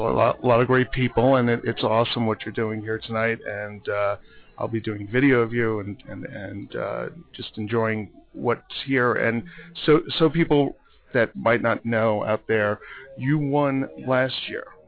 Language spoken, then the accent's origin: English; New York, United States; as a New Yorker